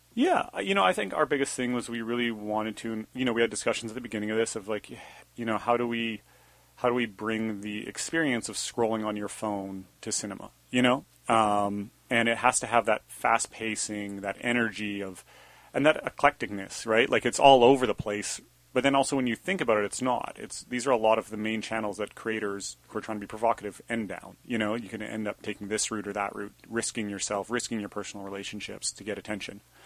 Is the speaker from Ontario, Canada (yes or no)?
no; Banff, Alberta, Canada; moved away as an adult; Sebastian and I grew up together in Banff, Alberta